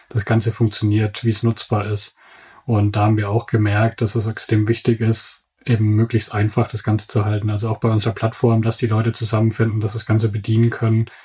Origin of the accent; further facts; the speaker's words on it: Bavaria, Germany; Also ich komme aus Unterfranken, aus der Nähe von Würzburg.